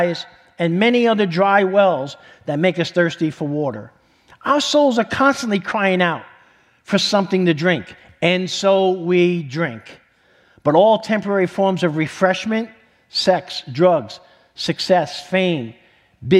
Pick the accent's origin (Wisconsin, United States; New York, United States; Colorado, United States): New York, United States; New York City; moved away; I'm from New York City